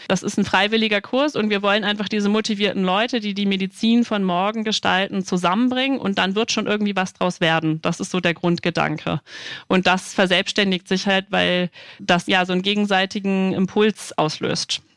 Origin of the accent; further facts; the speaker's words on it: Hamburg, Germany; moved away as an adult; now in Dresden, Germany; Ich komme ursprünglich aus Hamburg